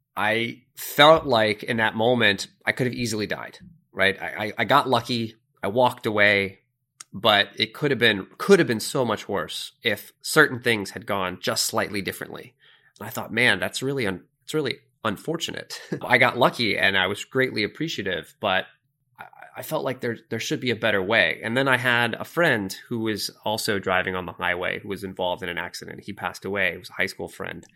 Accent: Sunrise, Florida, United States; I grew up in Sunrise, Florida, which is just outside of Fort Lauderdale, north of Miami.

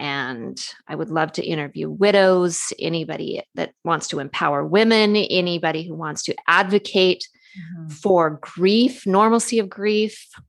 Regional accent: California, United States; She's a Canadian. I'm a Californian.

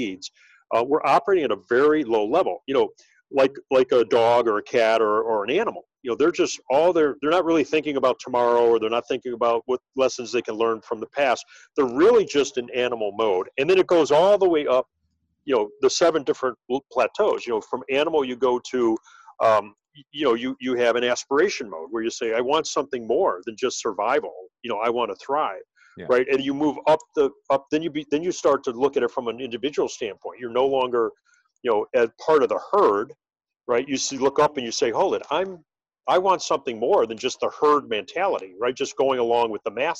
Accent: Cleveland, Ohio, United States; moved away as an adult; also born or lived in New York; now in Chicago, United States; I grew up in Cleveland, Ohio

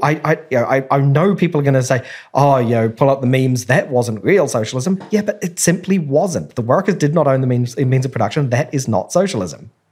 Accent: New Zealand; I grew up in New Zealand

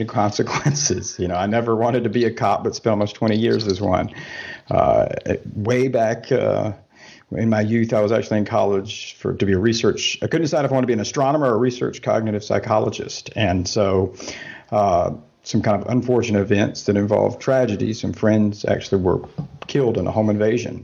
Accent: southern United States, United States; moved away as an adult; now in Germany; I am from the States. I grew up, spent my whole life in the southern United States

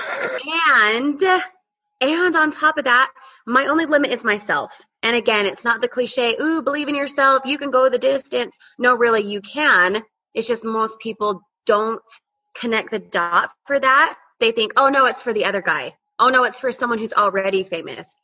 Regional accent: Utah, United States; moved away as an adult; now in Colorado, United States; born and raised in Utah, recently moved to Colorado

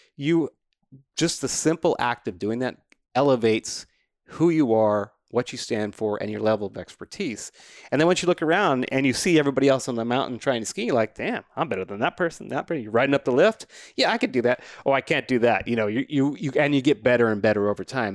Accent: New Mexico, United States; I grew up in New Mexico, I just wasn't next to a mountain

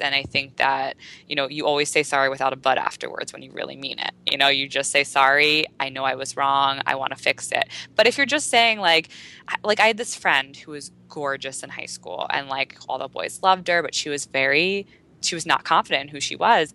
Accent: United States; there's so many girls in America who I grew up

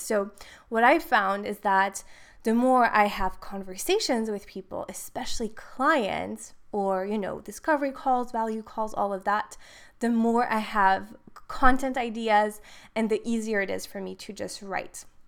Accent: Switzerland; moved away as an adult; now in Dubai, United Arab Emirates; I am from Switzerland, but living in Dubai

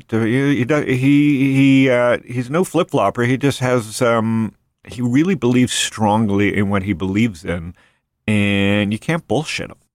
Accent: Canada; now in United States; I came from Canada, so I'm very pro U.S.

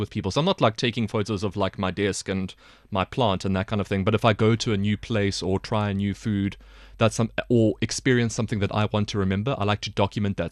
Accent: South Africa; now in China; as a South African

